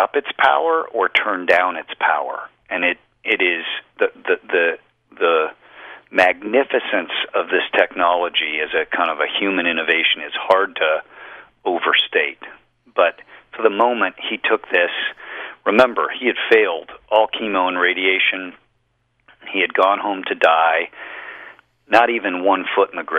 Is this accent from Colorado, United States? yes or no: yes; Colorado, United States; I grew up in Colorado, right next door